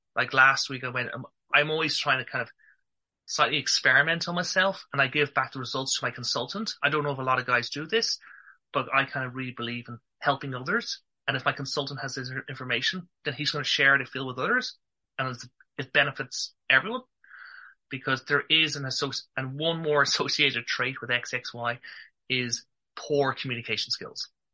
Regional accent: Ireland; accent: Irish; I'm from Ireland.

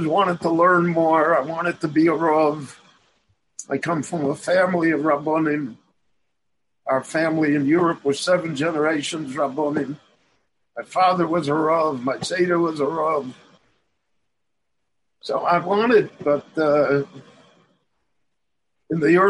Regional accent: Chicago, Illinois, United States; moved away as an adult; now in Israel; I was born in Chicago. I lived in Chicago the first 30 years of my life.

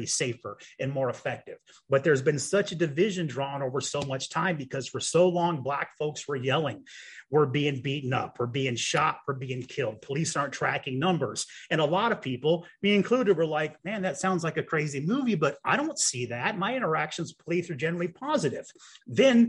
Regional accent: Champaign, Illinois, United States; my hometown of Champaign, Champaign, Illinois

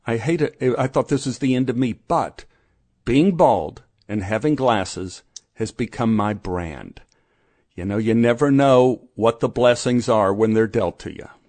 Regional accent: Dallas, Texas, United States; we grew up in Oak Cliff

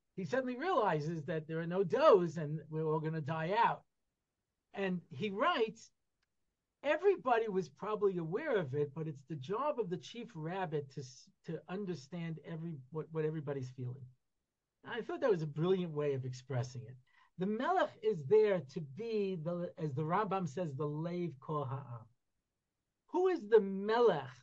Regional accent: United States; I grew up in America in you know in the '60s and '70s

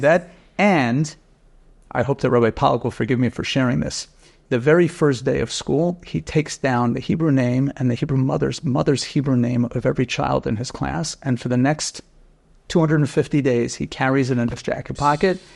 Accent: New York City, New York, United States; moved away as an adult; also born or lived in Rochester / Vancouver; I grew up right here in Keegan Hills

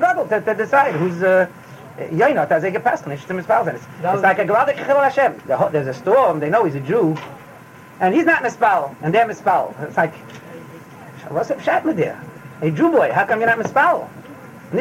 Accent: United States; I'm an American

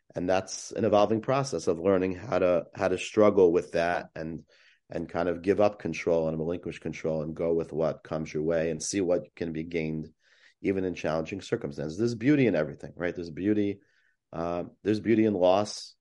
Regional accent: West Hempstead, New York, United States; where I grew up in West Hempstead

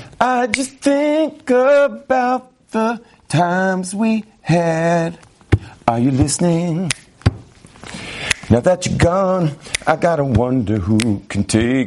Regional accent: Los Angeles, California, United States; Where I grew up in West LA in the 1970s, they just kind of, it was kind of like, grow up.

